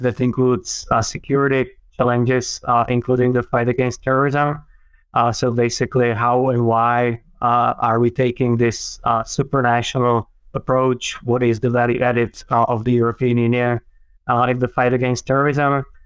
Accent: Czechia; I grew up in the middle of uh, Czech Republic. Well, back then, when I was young, was still Czechoslovakia.

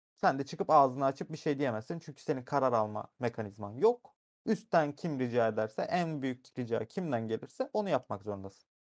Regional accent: Erzurum, Turkey; Ben bir Erzurumluyum. O şehrin ekmeğini yedim. 20 yıl orada yaşadım.

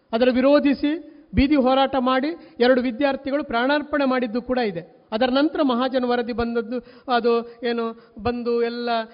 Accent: Kasaragod, Kerala, India; ನಾವು ಕಾಸರಗೋಡಿನಲ್ಲಿರತಕ್ಕಂಥ ಕನ್ನಡಿಗರು ಭಾಷಾ ಅಲ್ಪಸಂಖ್ಯಾತರು

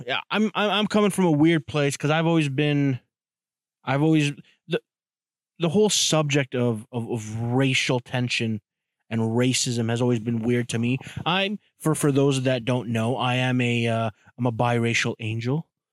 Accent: Toronto, Ontario, Canada; I grew up in Jamestown, Toronto, which is a, you know, a, a borough or a, a hood.

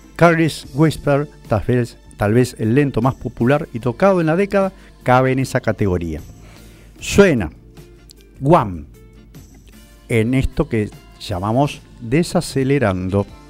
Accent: San Martín, Argentina; also born or lived in San Cristóbal, Buenos Aires; now in Buenos Aires, Argentina; de San Martín, de mi pueblo natal

